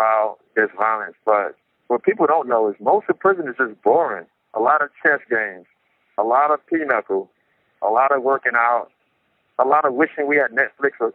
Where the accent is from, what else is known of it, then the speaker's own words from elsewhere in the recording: New York City, New York, United States; now in San Quentin, United States; I grew up in Brownsville, Brooklyn, New York